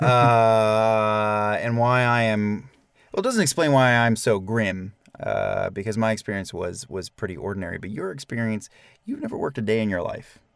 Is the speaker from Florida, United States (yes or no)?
no; Weehawken, New Jersey, United States; My first job ever was working for the Department of Public Works in my hometown of Weehawken, New Jersey.